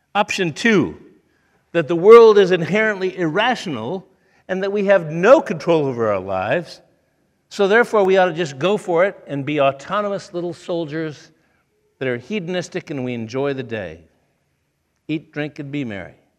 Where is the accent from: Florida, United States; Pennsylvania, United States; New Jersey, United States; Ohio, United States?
Ohio, United States; Toledo; moved away; I grew up in Toledo, Ohio